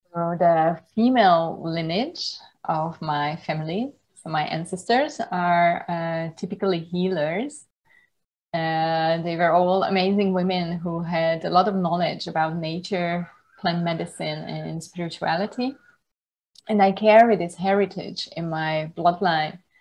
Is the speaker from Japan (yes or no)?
no; Hungary; moved away as an adult; also born or lived in Budapest, Hungary / United Kingdom / Germany; now in Thailand; I was uh, born and raised in the Hungarian countryside